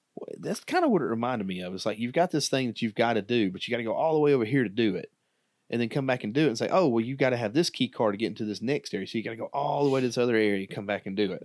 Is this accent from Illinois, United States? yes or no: no; Alabama, United States; we're from Alabama